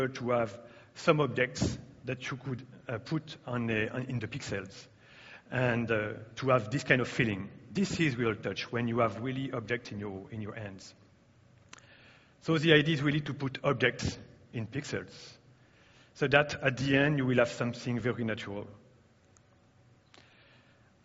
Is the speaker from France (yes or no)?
yes; France; English is a second language; I'm coming from France, as you can hear.